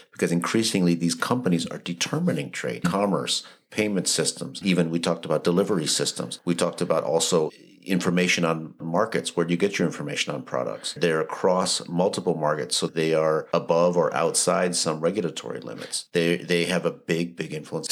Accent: Wisconsin, United States; moved away; my hometown in Wisconsin

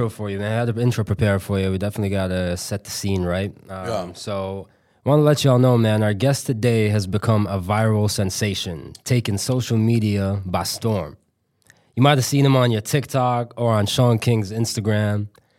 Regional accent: Amman, Amman Governorate, Jordan; That's funny, man. I grew up in Jordan for the most part.

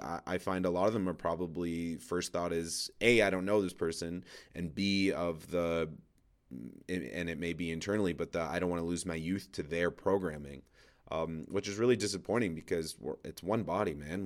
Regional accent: Toronto, Ontario, Canada; moved away as an adult; now in Edmonton, Canada; so I grew up in Toronto. my wife and I now moved to Edmonton

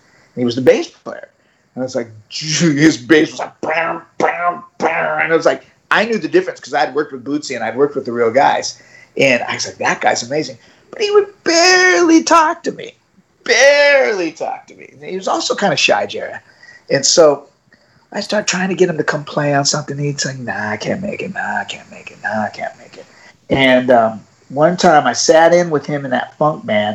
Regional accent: San Diego, California, United States; I'm from San Diego.

